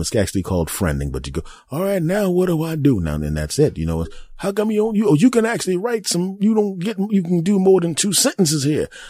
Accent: United States; the great old U S A, my home country

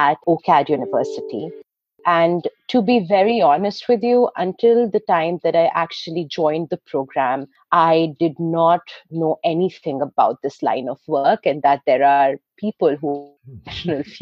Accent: New Delhi, Delhi, India; my years growing up in New Delhi

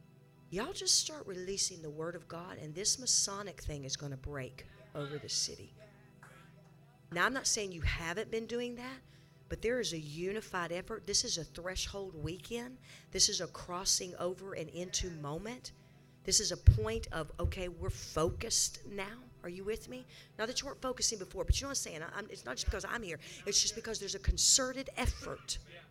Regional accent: Arizona, United States; And I am from Arizona, and I am here with you in Texas.

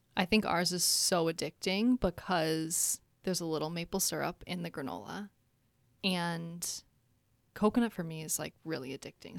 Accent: Minnesota, United States; moved away as an adult; now in Chicago, United States; I am actually born and raised in Minnesota

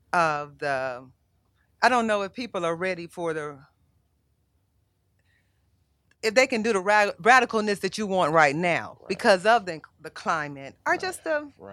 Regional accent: Mobile, Alabama, United States; moved away; But I'm from Alabama, right? And I couldn't, from Mobile, my small town.

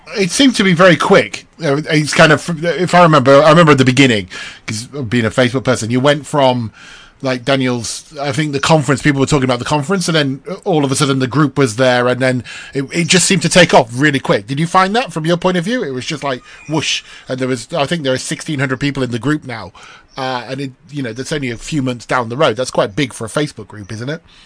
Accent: United Kingdom; as a Brit

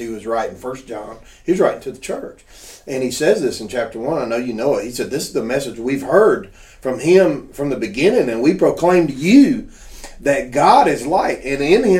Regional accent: the South, United States; I was raised down in the South

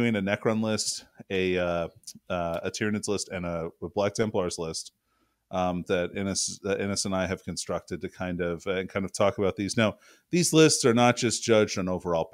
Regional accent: United States; as an American

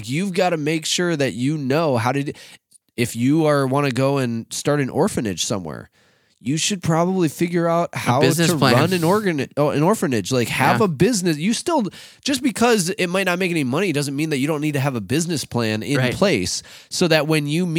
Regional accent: Rochester, Minnesota, United States; we grew up in Rochester, which is like literally nicknamed Med City.

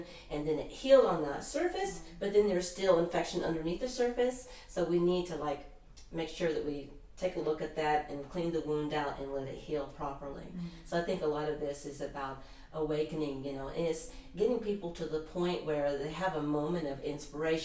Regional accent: United States; here I'm an American

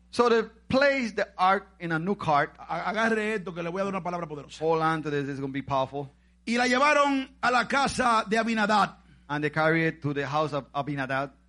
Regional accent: Macorís, Dominican Republic; Cuando yo estaba en Macorís, allá, ay

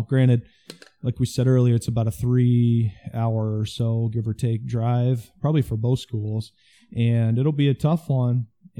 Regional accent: Osmond, Nebraska, United States; it's my hometown.

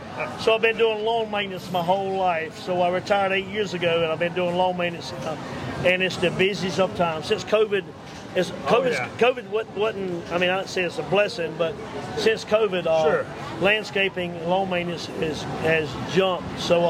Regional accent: Apex, North Carolina, United States; from Apex, North Carolina.

